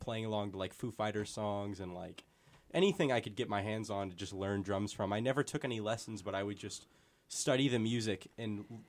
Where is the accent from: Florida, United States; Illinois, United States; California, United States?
California, United States; Davis; also born or lived in Grass Valley; But I just say Grass Valley, and then I moved to Davis probably about kindergarten.